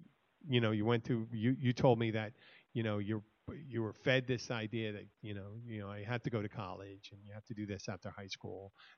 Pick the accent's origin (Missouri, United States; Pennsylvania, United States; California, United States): Pennsylvania, United States; Philadelphia; now in Florida Keys, United States; I'm originally from Philadelphia, Pennsylvania.